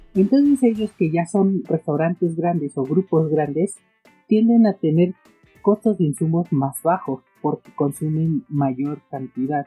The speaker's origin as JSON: {"language": "Spanish", "country": "Mexico", "said": "en mi país, México"}